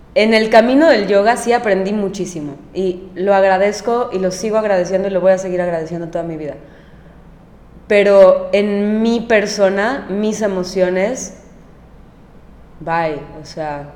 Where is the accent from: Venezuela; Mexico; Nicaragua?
Mexico; moved away as an adult; also born or lived in Mérida, Yucatán / New York; yo nunca había vivido fuera de México más de tres meses